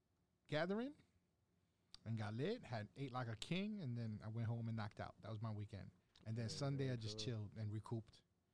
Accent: New York City, New York, United States; we're all from Bushwick, baby.

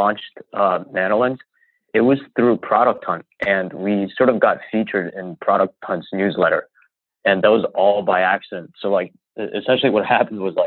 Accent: New York, United States; I'm from New York.

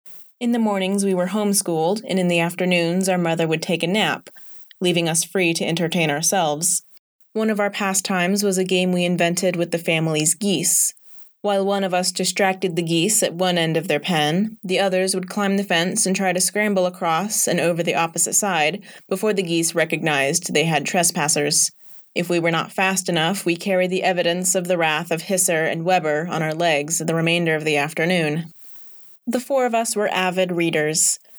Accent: Morocco; Although the word gross wasn't in my vocabulary growing up in Morocco, it would have aptly described my reaction to anyone eating the abhorred locusts.

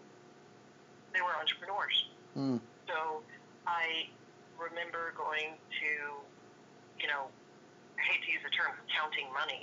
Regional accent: Austin, Texas, United States; moved away as an adult; also born or lived in Boston / New York; going to college at UT, which is my hometown in Austin

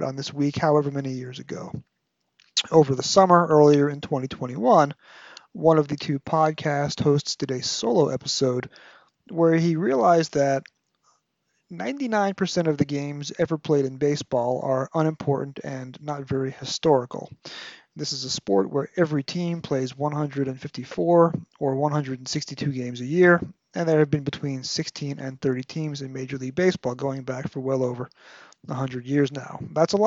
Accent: New York, United States; my PBS station growing up in New York

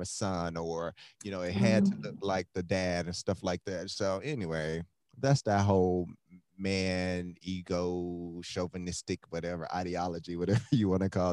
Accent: Miami, Florida, United States; I'm from Miami, Florida, so we couldn't afford to go anywhere

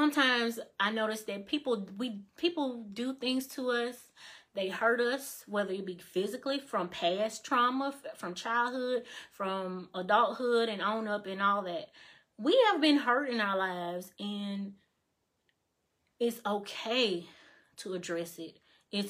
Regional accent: Mississippi, United States; moved away as an adult; now in Alabama, United States; I don't live in Mississippi anymore. I live in Alabama

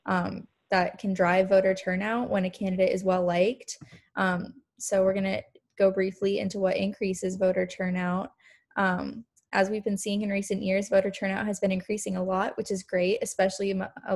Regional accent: Montana, United States; I'm from Montana, where we have absentee ballots

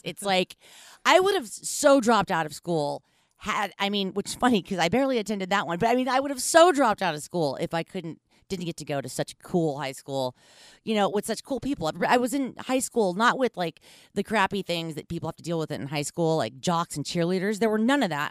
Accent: Los Angeles, California, United States; moved away as an adult; now in Bay Area, United States; I live in the Bay Area, but I grew up in Los Angeles. I lived there for almost nineteen years

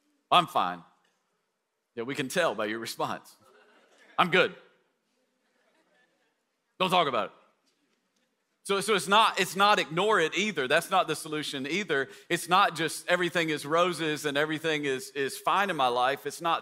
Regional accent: East Tennessee, United States; moved away; people in East Tennessee where I grew up

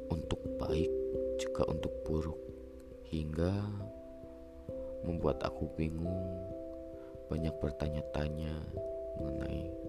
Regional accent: Pekalongan, Central Java, Indonesia; born there; umurku kali ini baru menginjak 20 tahun dan aku lahir di Pekalongan lebih tepatnya di perbatasan antara Kabupaten Pekalongan dan Kabupaten Banjarnegara

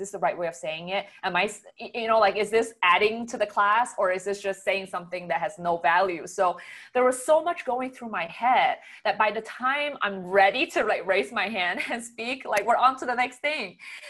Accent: Singapore; moved away as an adult; now in Canada; so I was an international student when I moved from Singapore to Canada to get my undergrad.

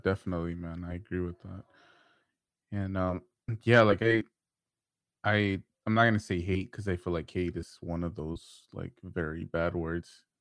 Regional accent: Houston, Texas, United States; I'm from Houston

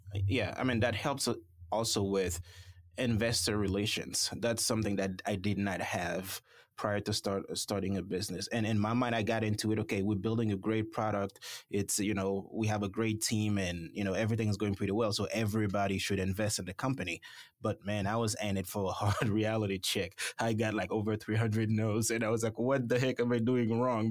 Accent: Haiti; moved away as an adult; also born or lived in Florida / Alabama / Michigan / North Dakota; now in Paducah, United States; I'm originally from the Caribbean, um, Haiti specifically.

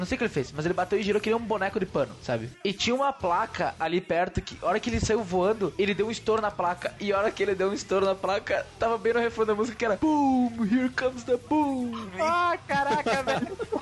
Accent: Brazil; eu vinha do Prolurb

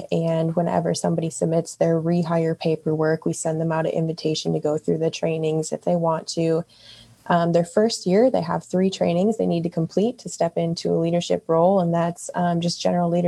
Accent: Wisconsin Dells, Wisconsin, United States; moved away as an adult; now in Columbus, United States; I am actually from Wisconsin, Wisconsin Dells area. That's the water park capital of the world. So I pretty much grew up around seasonal work.

